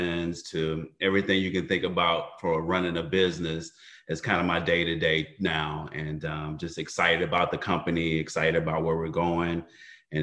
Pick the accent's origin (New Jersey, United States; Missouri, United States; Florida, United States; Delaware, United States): Missouri, United States; St. Louis; now in Atlanta, United States; I'm from St. Louis originally, moved to Atlanta